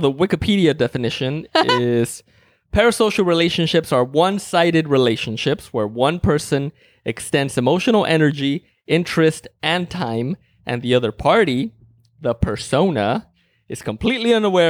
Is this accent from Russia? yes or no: yes; Russia; English is a second language; I'm from Russia. In Russia, there is no hypothetical.